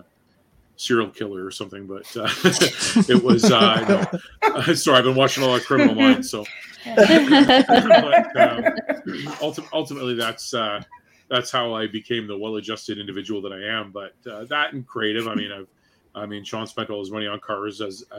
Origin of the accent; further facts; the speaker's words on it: Newmarket, Ontario, Canada; I grew up in Newmarket